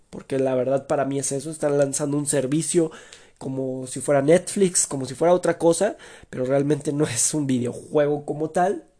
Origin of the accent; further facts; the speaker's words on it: Mexico; como típico mexicano